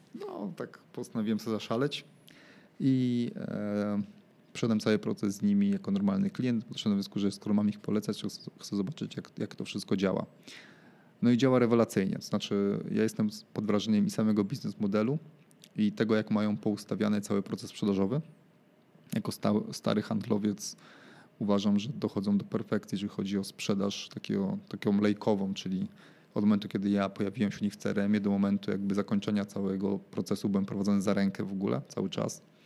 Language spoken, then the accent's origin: Polish; Łódź, Łódź Voivodeship, Poland; moved away; mojego rodzinnego miasta